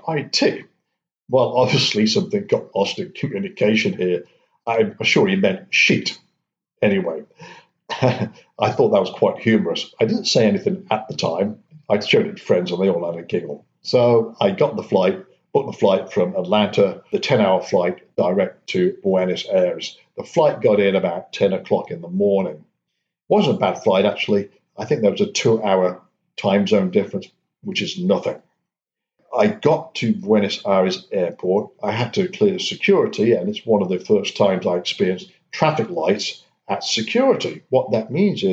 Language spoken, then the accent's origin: English; United Kingdom; now in United States; I'm a Brit